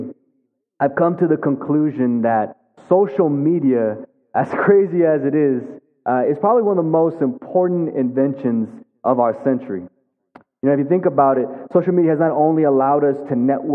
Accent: Amarillo, Texas, United States; also born or lived in Philadelphia; I'm born and raised in Amarillo, Texas

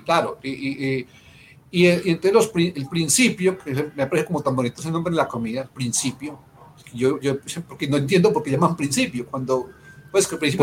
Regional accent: Colombia; nosotros de verdad colombianos

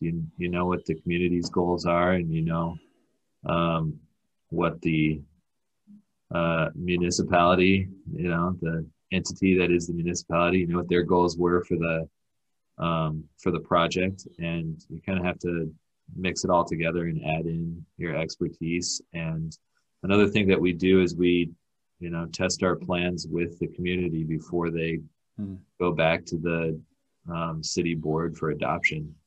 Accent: Escondido, California, United States; moved away; also born or lived in Chicago; my hometown of Escondido

